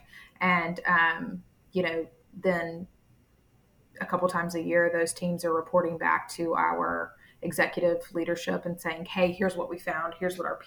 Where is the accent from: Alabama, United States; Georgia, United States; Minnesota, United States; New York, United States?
Alabama, United States; Montgomery; moved away as an adult; also born or lived in Tuscaloosa, Alabama / Birmingham, Alabama; now in Tampa, United States; from Montgomery, Alabama. I was born and raised there